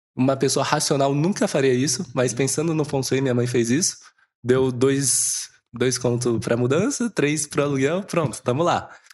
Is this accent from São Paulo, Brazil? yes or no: yes; São José do Rio Preto, São Paulo, Brazil; moved away; eu venho de um mercado de bairro, digamos assim, mas é mercado municipal lá de Rio Preto. A gente tem uma loja lá